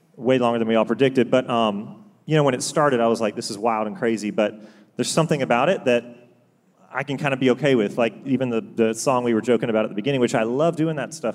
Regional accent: Augusta, Georgia, United States; also born or lived in Chapel Hill, North Carolina; born and raised basically in Augusta, Georgia.

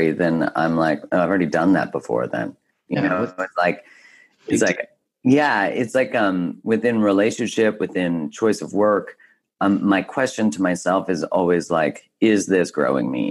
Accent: Canada; I grew up in Canada, so we didn't have frats

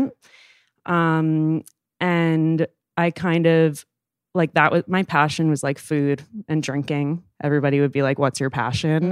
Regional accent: New York City, New York, United States; I am thirty years old and I am from New York City.

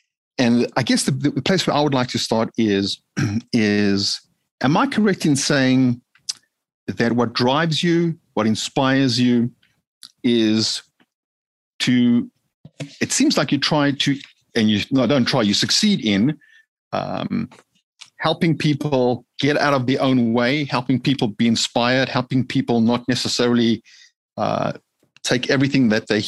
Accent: Johannesburg, Gauteng, South Africa; born there; I hail from Africa, born in Johannesburg, South Africa

